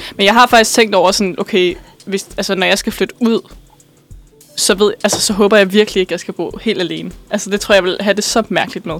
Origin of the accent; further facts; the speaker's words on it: Bornholm, Capital Region of Denmark, Denmark; moved away; jeg er fra Bornholm, eller jeg er opvokset på Bornholm.